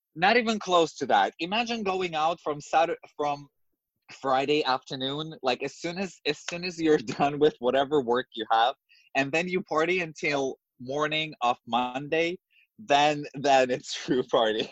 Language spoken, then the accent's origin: English; Moscow, Russia; English is a second language; moved away as an adult; now in New York, United States; I grew up in Moscow, in the capital in Russia